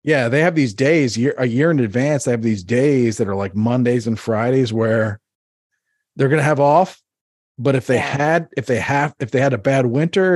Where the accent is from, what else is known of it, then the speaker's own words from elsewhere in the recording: Northeast, United States; I grew up in the Northeast